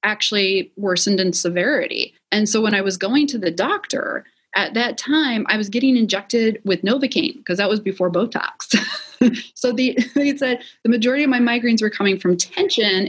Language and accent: English; Wisconsin, United States; I'm originally from Wisconsin.